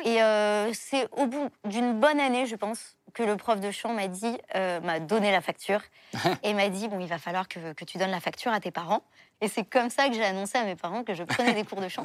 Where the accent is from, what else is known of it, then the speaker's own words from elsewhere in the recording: Paris, Île-de-France, France; also born or lived in Levallois-Perret; je suis née à Levallois-Perret, mais j'ai toujours vécu à Paris